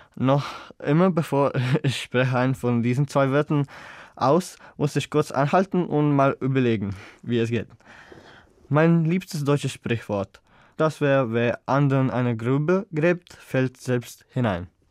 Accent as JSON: {"language": "German", "town": "Zagreb", "region": "City of Zagreb", "country": "Croatia", "second_language": "German", "said": "Ich komme aus Zagreb bzw. Land Kroatien und ich bin im Jahr 2002 geboren"}